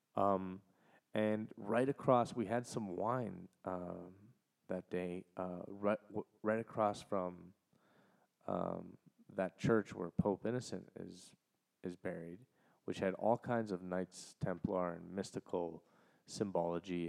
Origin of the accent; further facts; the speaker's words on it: Canada; as a Canadian